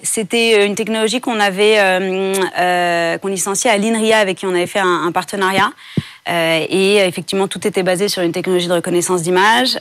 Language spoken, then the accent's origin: French; France; j'ai grandi en France